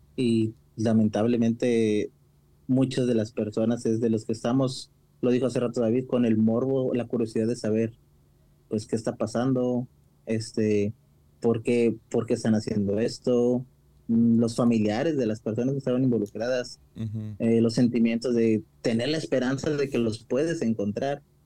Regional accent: Mexico; como típicos mexicanos

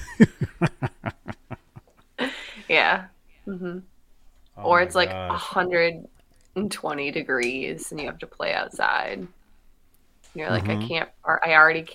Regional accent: Michigan, United States; moved away; I'm not from here. I'm from Michigan

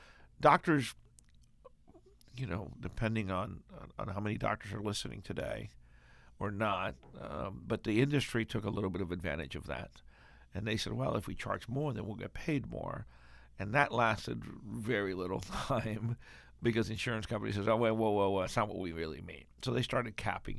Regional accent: Cuba; moved away; Cuba, my home country

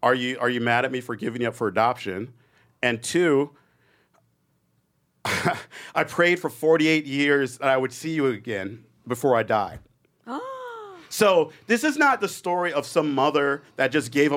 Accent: New York City, New York, United States; I was born in New York

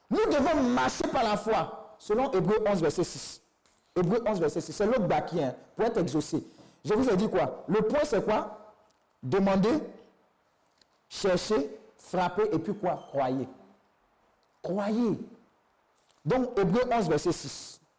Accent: Côte d’Ivoire; J'ai dit, je viens de Côte d'Ivoire

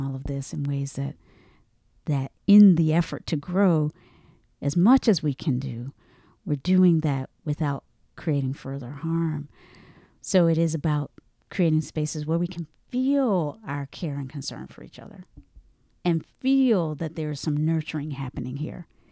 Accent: the South, United States; I'm from the South.

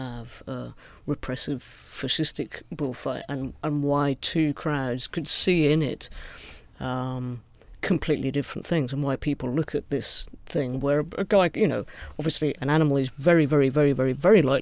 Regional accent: United Kingdom; as a British person

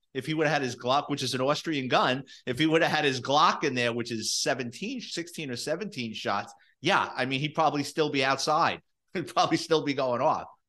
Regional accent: New York City, New York, United States; me growing up in the Bronx in New York City in the seventies and eighties

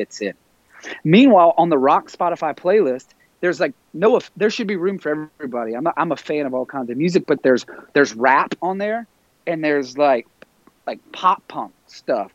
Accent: the South, United States; I'm from the South

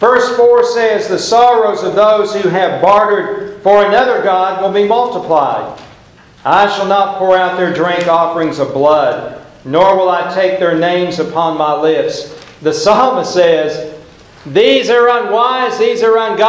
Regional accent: Oklahoma, United States; I'm from Oklahoma

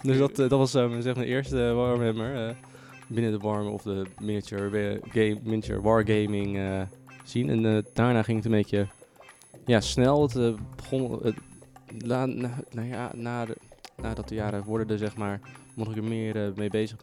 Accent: Zeeland, Netherlands; moved away; ik kom uit Zeeland origineel

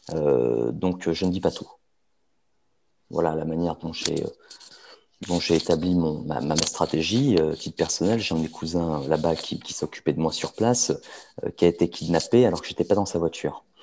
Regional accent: France; on va savoir que je ne suis pas d'ici, on va savoir que je suis français, on va savoir que je suis occidental

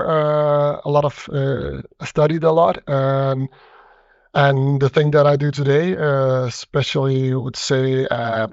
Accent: Denmark; I see myself very Danish, born and raised in Denmark

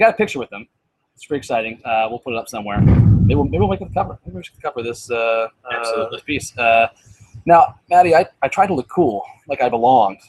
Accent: Cleveland, Ohio, United States; I'm from Cleveland

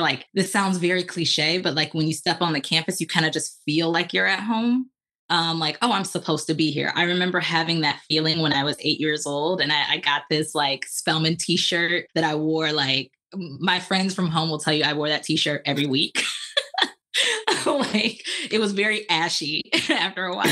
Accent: Lansing, Michigan, United States; moved away as an adult; also born or lived in Atlanta; I was born and raised in Lansing, Michigan

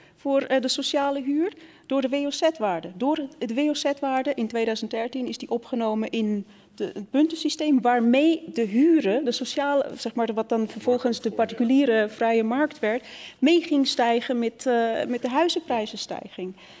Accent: Switzerland; now in Netherlands; ik kom oorspronkelijk uit Zwitserland. En toen ik naar Nederland kwam

